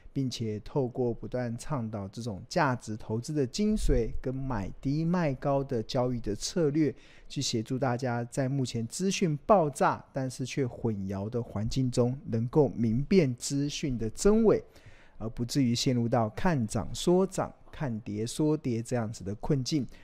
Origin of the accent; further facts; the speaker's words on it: Taiwan; 我们身为台湾人